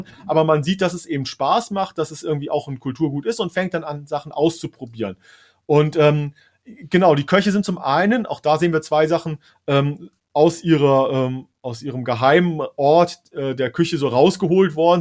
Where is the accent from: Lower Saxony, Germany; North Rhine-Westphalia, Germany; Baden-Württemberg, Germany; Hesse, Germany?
Hesse, Germany; für mich als, als äh, äh, Hesse.